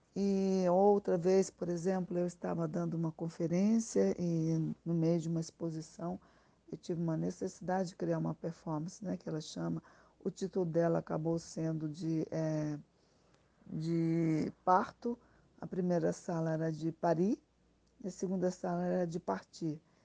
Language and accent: Portuguese; Brazil; moved away; also born or lived in Spain; eu me senti muito mais brasileira e compreendi também, é, a partir do momento que eu retornei ao Brasil, que eu sou espanhola